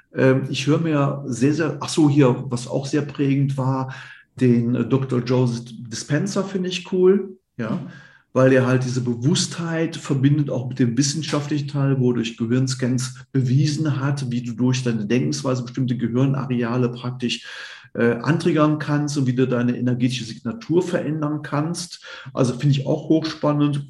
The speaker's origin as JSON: {"language": "German", "town": "Cologne", "region": "North Rhine-Westphalia", "country": "Germany", "tie": "born or raised there", "moved": "as an adult", "lives_now": "Idstein, Germany", "said": "ich bin Kölner Junge, ich bin in Köln geboren"}